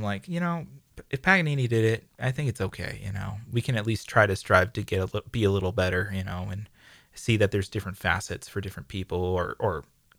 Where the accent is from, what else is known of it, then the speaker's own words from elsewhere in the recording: San Diego, California, United States; No, I'm from here. I'm from San Diego.